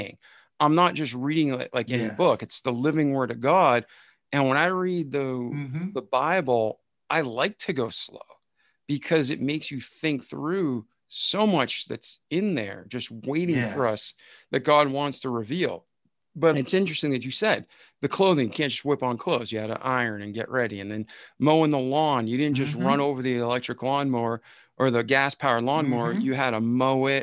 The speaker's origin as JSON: {"language": "English", "area": "outside of Boston", "region": "Massachusetts", "country": "United States", "tie": "born or raised there", "said": "I grew up outside of Boston."}